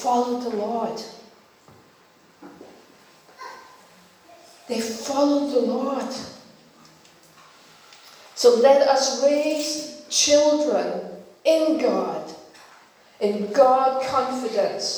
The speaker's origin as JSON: {"language": "English", "country": "Denmark", "tie": "born or raised there", "second_language": "English", "moved": "yes", "said": "I was born in Denmark, and you know, we didn't speak English"}